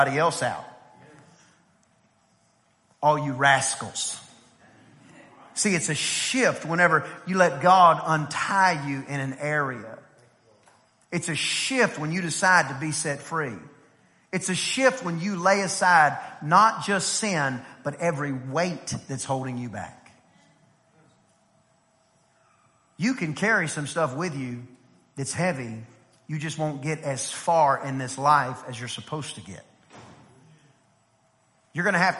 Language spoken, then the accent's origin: English; East Texas, United States; I grew up in East Texas where, you know, everybody did some kind of cowboy